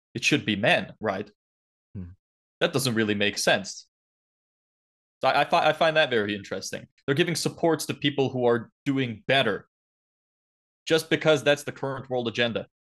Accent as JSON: {"language": "English", "country": "Lithuania", "moved": "yes", "lives_now": "Ireland", "said": "I wasn't born here. Uh originally I'm from Lithuania, so Eastern Europe"}